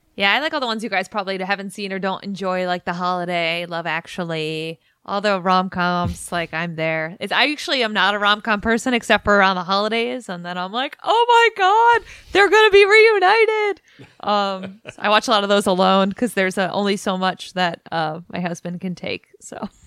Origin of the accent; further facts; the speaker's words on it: New England, United States; now in Washington, D.C., United States; I'm from New England